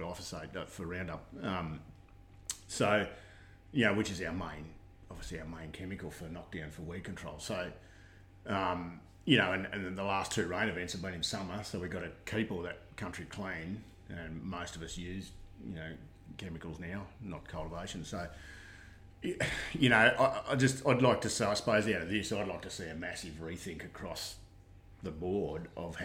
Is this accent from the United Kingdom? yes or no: no; Australia; So born and bred in Condo. Did my first up to year six at Condo Public.